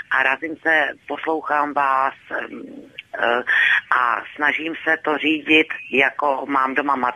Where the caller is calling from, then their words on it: Kyjov, South Moravian Region, Czechia; Dobrý večer, tady …, já jsem z Kijová, z Jižní Moravy.